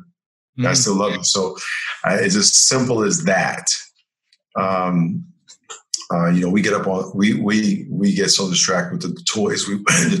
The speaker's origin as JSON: {"language": "English", "region": "New York", "country": "United States", "tie": "born or raised there", "said": "I grew up in New York"}